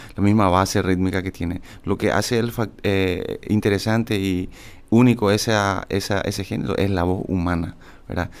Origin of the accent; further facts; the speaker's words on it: San Antonio, Central, Paraguay; also born or lived in Toronto; yo soy de Toronto, generalmente, pero crecí toda mi infancia y mi juventud en San Antonio